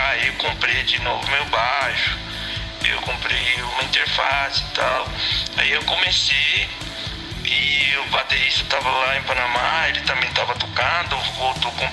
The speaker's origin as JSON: {"language": "Portuguese", "country": "Venezuela", "second_language": "Portuguese", "moved": "as an adult", "lives_now": "Brazil", "said": "todos saímos da Venezuela por, é, por causa da situação. É, eu saí porque eu vim estudar aqui no Brasil"}